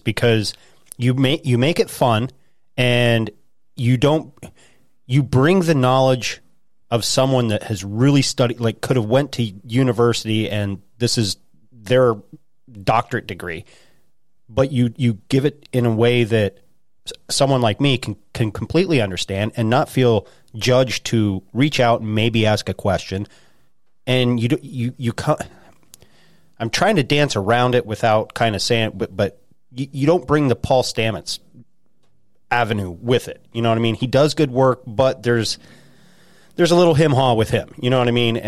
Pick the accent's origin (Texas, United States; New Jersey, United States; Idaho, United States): Idaho, United States; also born or lived in central Pennsylvania; now in Pennsylvania, United States; when I grew up in Idaho